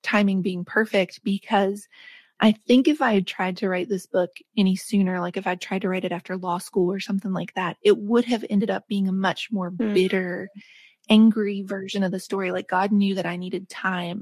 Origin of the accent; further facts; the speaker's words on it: West Virginia, United States; where I grew up in West Virginia